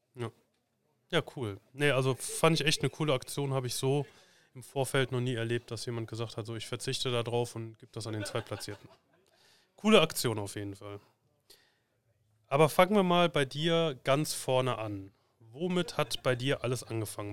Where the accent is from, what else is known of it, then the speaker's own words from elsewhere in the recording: Cologne, North Rhine-Westphalia, Germany; wir haben hier bei uns im, im Kölner Raum, wo ich herkomme